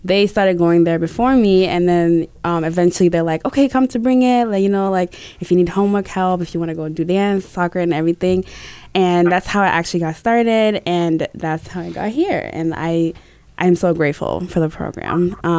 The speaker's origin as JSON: {"language": "English", "country": "Tanzania", "moved": "yes", "lives_now": "New Hampshire, United States", "said": "I came from Tanzania as a refugee in 2008. So we have come a long way."}